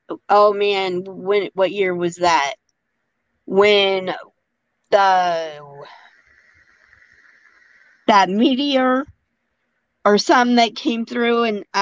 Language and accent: English; Colorado, United States; we're from Colorado.